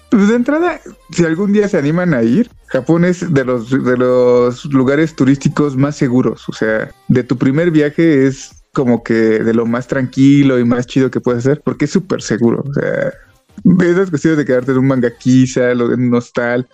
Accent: Mexico City, Mexico; also born or lived in Toluca Valley; yo soy de la Ciudad de México y donde vivía era una zona muy, pues muy compleja

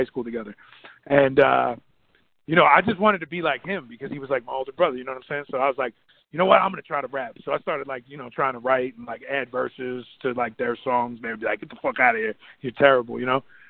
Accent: New Jersey, United States; I'm from Jersey

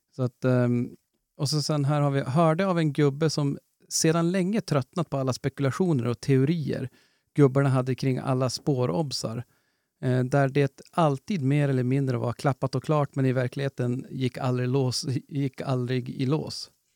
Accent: Norrland, Sweden; vi är norrlänningar

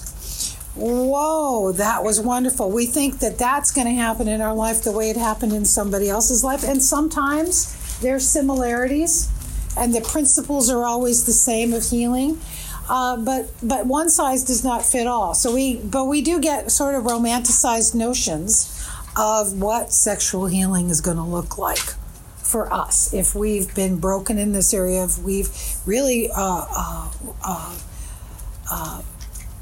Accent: California, United States; also born or lived in Toronto, Canada; grew up in California. I've been there since I was 4 years old

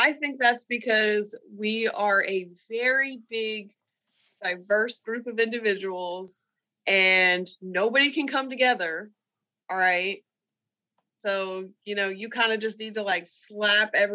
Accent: New Jersey, United States; I was from New Jersey

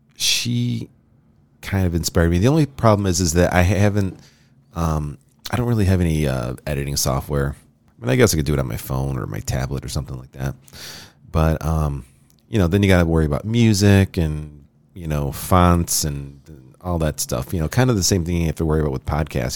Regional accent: Rochester, New York, United States; Rochester's my hometown

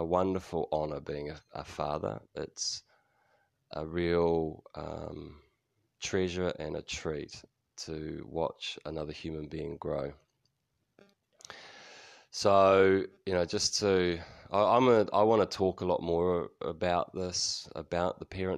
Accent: New Zealand; also born or lived in United States; Kiwis tend to be quite flat with our vowels.

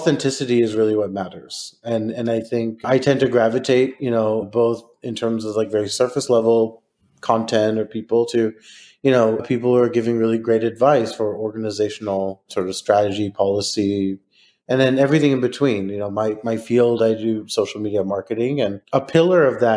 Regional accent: Texas, United States; I'm from Texas

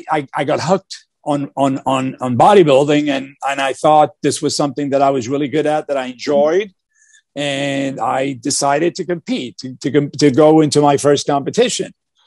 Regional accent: Newark, New Jersey, United States; growing up in Newark, New Jersey, in a one bedroom apartment with my family of five.

